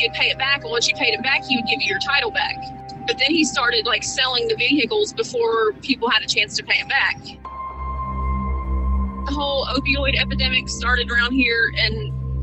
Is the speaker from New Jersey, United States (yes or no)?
no; South Webster, Ohio, United States; I grew up in South Webster